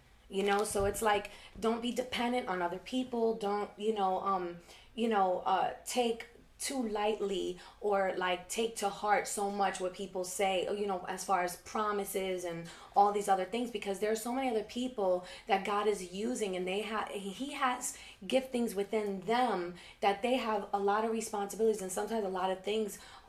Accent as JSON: {"language": "English", "town": "New York City", "region": "New York", "country": "United States", "said": "I'm from Queens"}